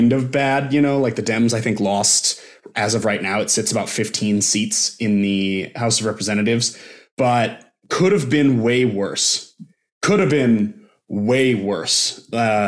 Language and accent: English; Bend, Oregon, United States; in my very hometown